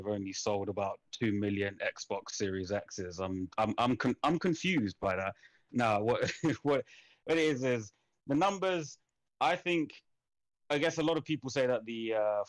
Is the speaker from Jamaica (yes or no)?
no; United Kingdom; I'm British